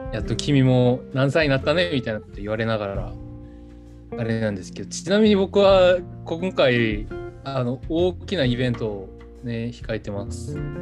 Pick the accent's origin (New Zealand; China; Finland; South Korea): South Korea; Japanese is a second language; moved away as an adult; also born or lived in Japan; ここって僕の地元じゃないですか普通に今まで生きてきたとこ